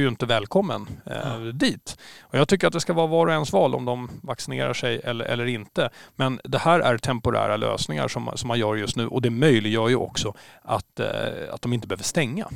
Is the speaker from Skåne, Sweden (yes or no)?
no; Stockholm, Stockholm County, Sweden; now in Åland, Finland; jag är ju från Stockholm